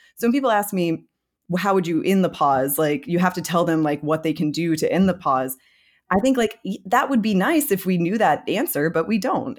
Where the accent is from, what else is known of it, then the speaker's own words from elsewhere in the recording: United States; I'm American